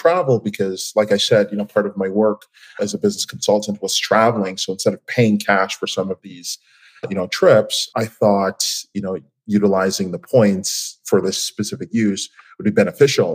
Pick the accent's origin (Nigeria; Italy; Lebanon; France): Nigeria; now in Toronto, Canada; I'm originally from Nigeria.